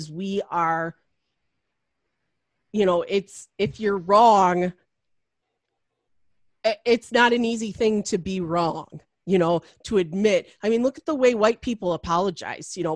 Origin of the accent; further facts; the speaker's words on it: Macomb County, outside Detroit, Michigan, United States; I grew up in Macomb County, which is now like a bastion for Donald Trump.